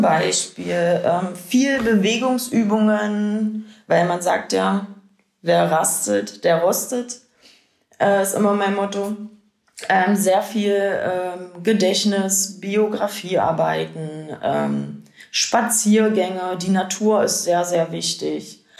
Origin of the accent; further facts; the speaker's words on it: Lindhorst, Germany; now in Colbitz, Germany; Ich komme ursprünglich aus Lindhorst und wohne zurzeit